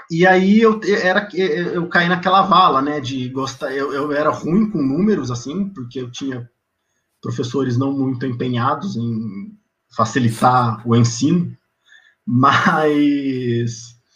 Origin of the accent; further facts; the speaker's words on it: Presidente Prudente, São Paulo, Brazil; Cara, eu sou de Presidente Prudente, interiorzão de São Paulo. É uma cidade que na região ali, é importante, Ela tem 210, 215 mil habitantes